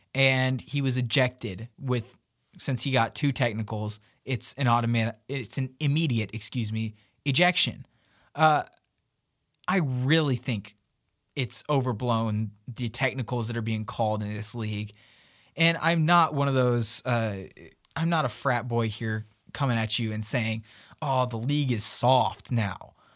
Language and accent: English; Memphis, Tennessee, United States; Memphis, of course, my hometown